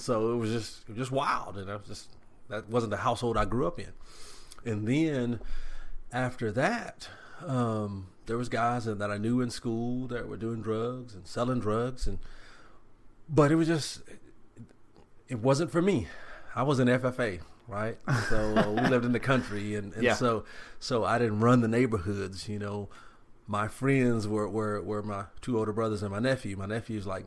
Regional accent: Tyler, Texas, United States; I'm from Tyler and I grew up in Tyler

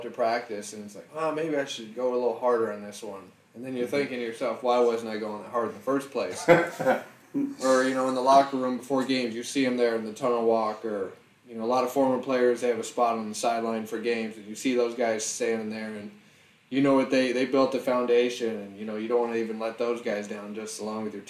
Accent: Nebraska, United States; growing up in Nebraska, I'm a huge Husker fan and always will be

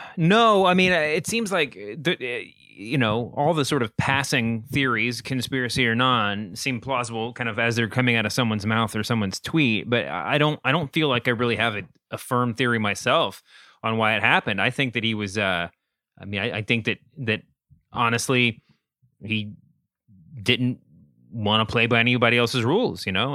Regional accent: Louisville, Kentucky, United States; Born and raised in Louisville, Kentucky, and my dad was Mitch McConnell's pastor of record for a long time

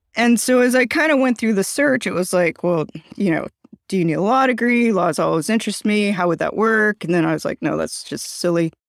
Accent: Chicago, Illinois, United States; I'm from Chicago

